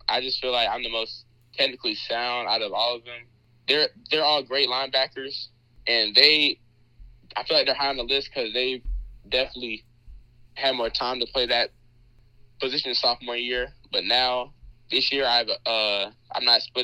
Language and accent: English; Georgia, United States; also born or lived in San Diego, California; I was born in San Diego, California, and I moved to Georgia when I was around 5